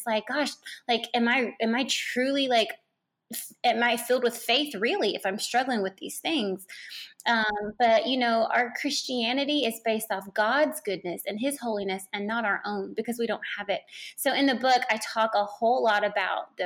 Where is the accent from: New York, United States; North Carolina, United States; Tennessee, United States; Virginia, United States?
North Carolina, United States; Charlotte; moved away; I'm from Charlotte, North Carolina. Just recently moved back to Charlotte